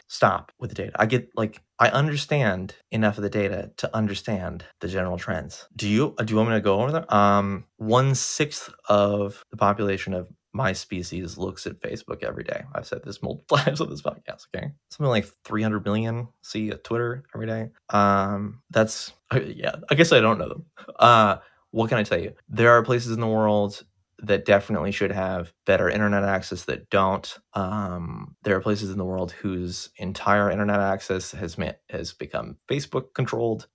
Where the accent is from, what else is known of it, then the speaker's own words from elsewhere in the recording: United States; I'm an American and I've never been outside the country